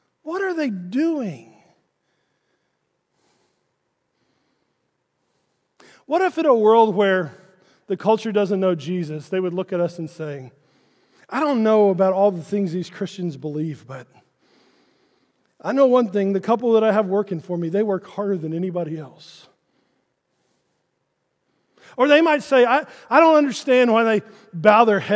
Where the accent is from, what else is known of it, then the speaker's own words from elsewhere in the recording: Texas, United States; now in Arkansas, United States; I was born not here in Arkansas. I was born in Texas